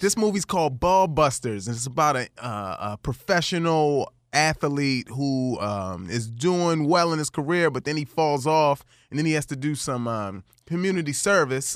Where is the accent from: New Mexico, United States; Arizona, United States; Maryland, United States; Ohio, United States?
Maryland, United States; Baltimore; I grew up in Baltimore, Maryland